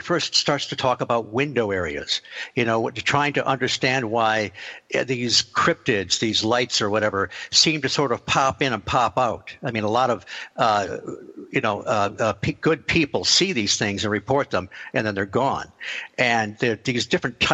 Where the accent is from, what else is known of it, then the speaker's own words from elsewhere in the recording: Detroit, Michigan, United States; I grew up in Michigan, just around the Detroit area.